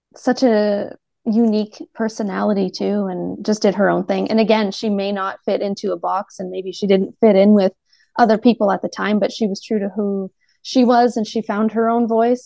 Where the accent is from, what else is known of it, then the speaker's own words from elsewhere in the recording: Canada; growing up in Canada